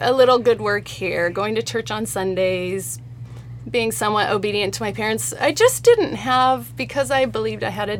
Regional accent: Salt Lake City, Utah, United States; I grew up in Salt Lake City

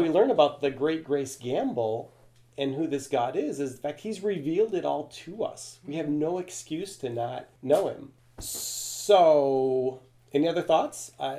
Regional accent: Venezuela; English is a second language; I'm fluent in Spanish. I grew up in Venezuela, South America.

